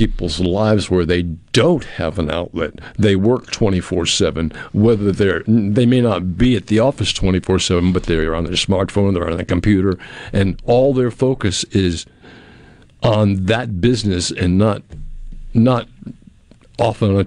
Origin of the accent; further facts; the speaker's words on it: New England, United States; I grew up in New England